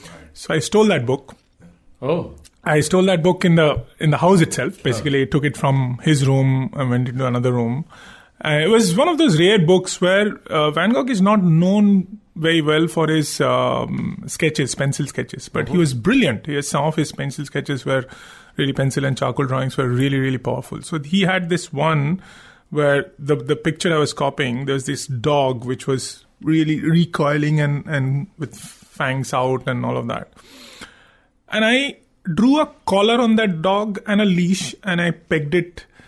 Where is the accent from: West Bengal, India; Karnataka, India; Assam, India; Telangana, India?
West Bengal, India; Kolkata; Calcutta was fun. Growing up in Calcutta was